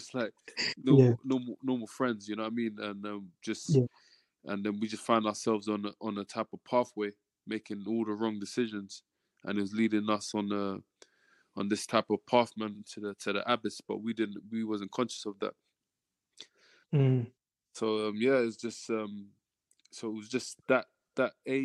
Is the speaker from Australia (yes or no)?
no; London, United Kingdom; my heritage is Nigerian, but I was born in London, first generation over here in the UK. And so southeast London, Woolworth, Peckham area, that's where I grew up